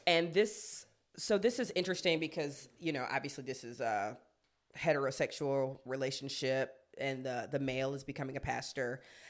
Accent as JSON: {"language": "English", "country": "South Africa", "said": "I'm South African, and in my family, we practice traditional ceremonies, and we recognize our ancestors"}